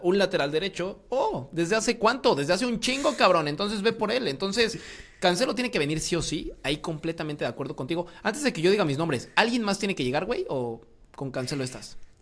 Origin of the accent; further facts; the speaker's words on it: Querétaro, Mexico; soy cretano, entonces Querétaro es mi equipo